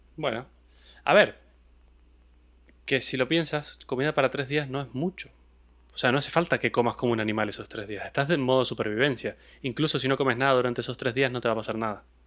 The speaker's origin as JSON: {"language": "Spanish", "region": "Mendoza", "country": "Argentina", "said": "de donde soy yo, de Mendoza, en Argentina"}